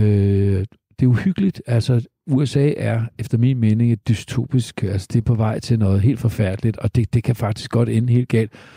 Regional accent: Denmark; also born or lived in United States; jeg er jo halvt amerikaner, øh, i den forstand, at min mor var amerikaner og flyttede hertil i 51 med mig i maven, og en dansk far på siden.

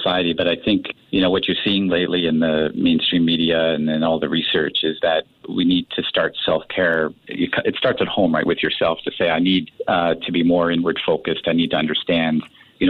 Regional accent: Canada; now in Singapore; I'm from Canada

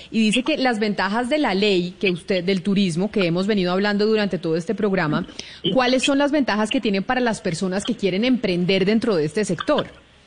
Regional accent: Colombia

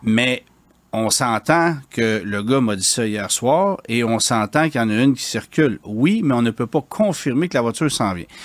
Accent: Quebec, Canada; chez nous au Québec

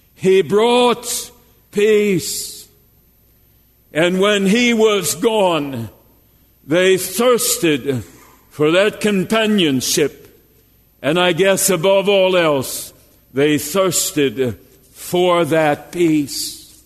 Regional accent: Jasper, Minnesota, United States; I grew up in Jasper, Minnesota, a 600 population.

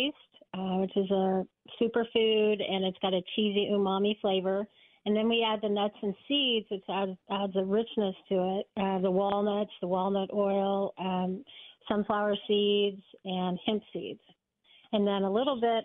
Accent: Oklahoma City, Oklahoma, United States; I'm from Oklahoma City

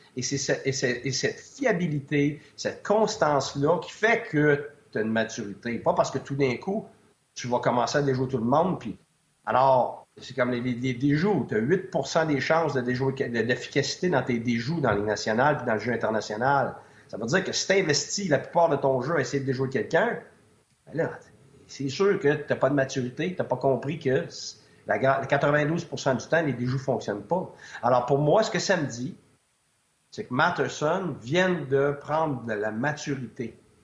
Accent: Quebec, Canada; moved away as an adult; also born or lived in United States / Switzerland; je suis un Québécois

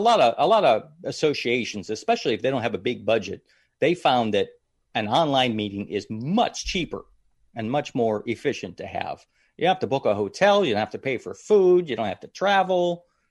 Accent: Madison, Ohio, United States; moved away; originally from Ohio, little town called Madison, Ohio, just outside of Cleveland, Ohio, right on the lake area

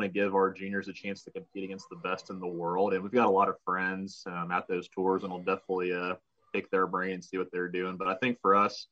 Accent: Columbus, Ohio, United States; moved away; originally from Columbus, Ohio

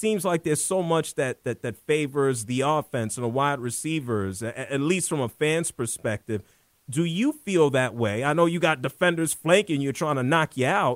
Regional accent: New York City, New York, United States; growing up in the Bronx and Harlem

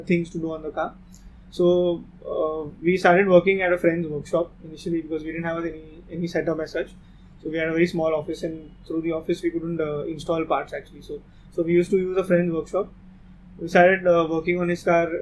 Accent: Mumbai, Maharashtra, India; we are from Bombay

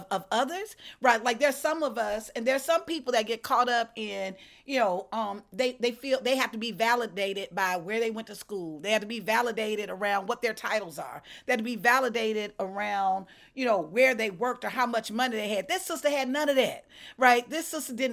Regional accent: Alabama, United States; also born or lived in Georgia; I'm from Alabama. I'm from the Deep South

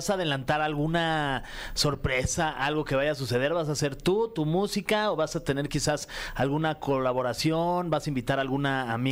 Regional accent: Mexico; Yo soy más que mexicano, soy este mexicano

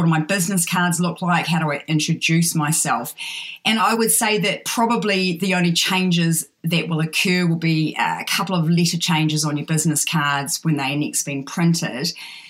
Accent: New Zealand; we'll say that I'm from Aotearoa, New Zealand.

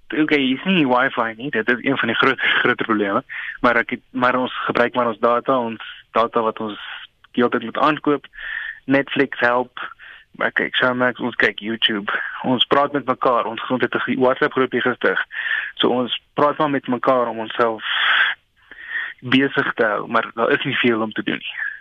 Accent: South Africa; ons is 20 Suid-Afrikaners

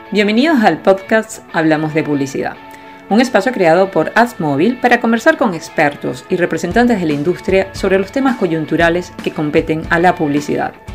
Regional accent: Cali, Valle del Cauca, Colombia; moved away as an adult; also born or lived in Bogotá, Colombia; now in Texas, United States; Yo soy de Cali, yo me fui a Bogotá a estudiar

